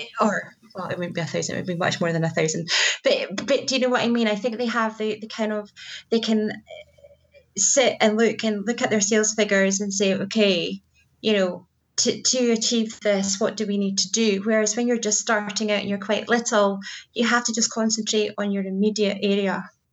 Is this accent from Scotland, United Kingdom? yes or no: yes; Scotland, United Kingdom; we're Scottish